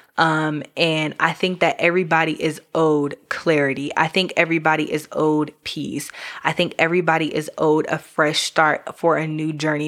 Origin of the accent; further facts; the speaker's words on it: New York, United States; now in Georgia, United States; I'm from New York originally